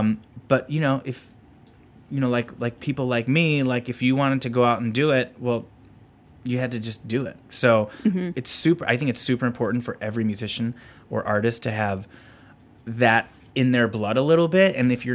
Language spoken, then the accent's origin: English; Northbrook, Illinois, United States; now in Deerfield, United States; I grew up in Northbrook.